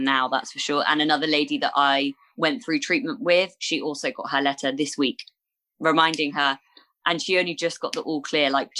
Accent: Bournemouth, South West England, United Kingdom; my hometown of Bournemouth

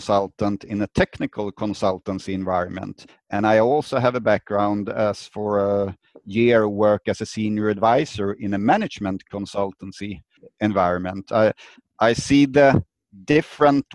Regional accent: Sweden; I'm from Sweden, living in the Stockholm area, the capital of Sweden.

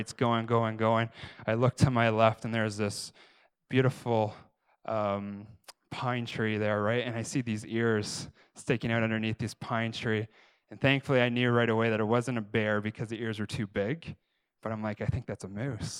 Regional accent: Canada; I'm Canadian

